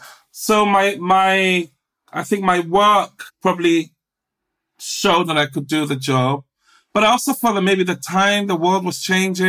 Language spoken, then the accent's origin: English; England, United Kingdom; Black, gay, working class, I'm from England.